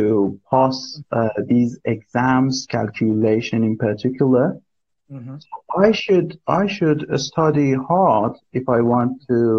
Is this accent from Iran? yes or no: yes; Iran; English is a second language; I'm from Iran.